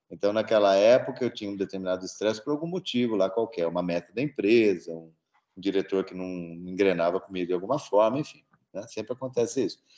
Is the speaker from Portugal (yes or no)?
no; Italy; mas na Itália, em particular, e eu sou italiano